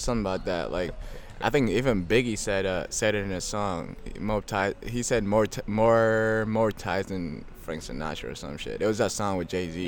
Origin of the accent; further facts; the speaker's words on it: Ethiopia; also born or lived in Kenya; now in United States; I came from Ethiopia. I, I was raised there and I came here